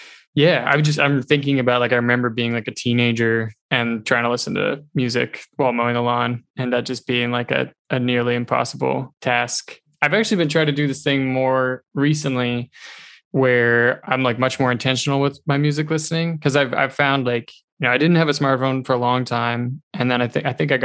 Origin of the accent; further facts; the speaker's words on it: New Hampshire, United States; moved away as an adult; also born or lived in Montreal, Canada; I grew up in New Hampshire